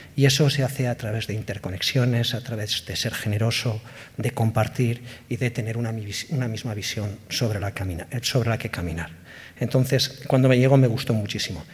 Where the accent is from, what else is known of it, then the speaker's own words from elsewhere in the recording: Basque Country, Spain; somos vascos, somos vascas